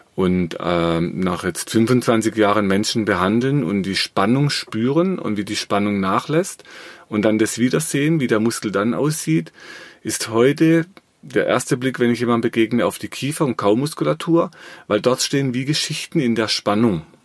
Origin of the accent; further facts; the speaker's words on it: Black Forest, Baden-Württemberg, Germany; ich habe im Schwarzwald, wo ich herkomme, äh, eine Firma.